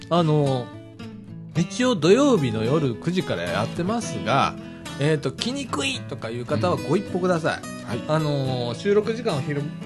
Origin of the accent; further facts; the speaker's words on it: Ibaraki, Japan; 俺、茨城 市民だからさ